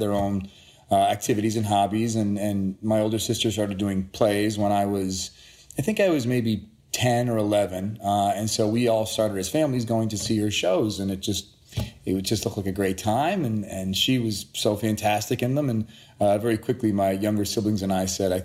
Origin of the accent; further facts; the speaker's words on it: Sudbury, Massachusetts, United States; also born or lived in Boston / Framingham; I was born in Boston, Massachusetts. I grew up, I lived in Framingham, a small town outside of Boston for about 10 years, and then Sudbury, another small town, through the graduation of high school.